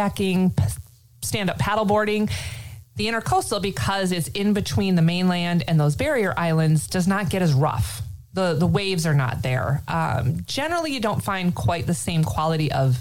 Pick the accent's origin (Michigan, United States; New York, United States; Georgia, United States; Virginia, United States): Michigan, United States; now in Florida, United States; I grew up in Michigan. I grew up along Lake Michigan